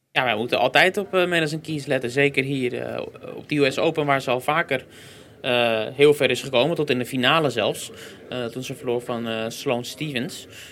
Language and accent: Dutch; Netherlands; als Nederlanders